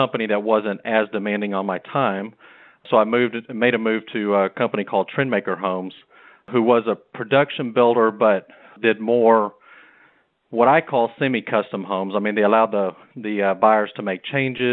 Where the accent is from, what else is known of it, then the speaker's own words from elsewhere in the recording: Rockport, Texas, United States; My brother and I grew up on the Texas coast in Rockport.